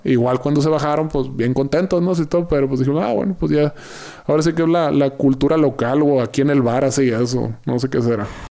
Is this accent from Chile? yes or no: no; Yaqui Valley, Sonora, Mexico; now in Mexico City, Mexico; del Valle del Yaqui, ser sonorense